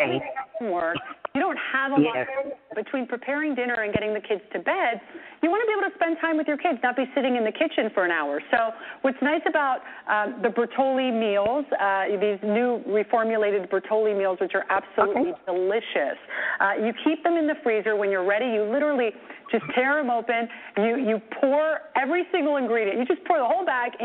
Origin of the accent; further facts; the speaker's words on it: Naples, Campania, Italy; I was born in Naples, Italy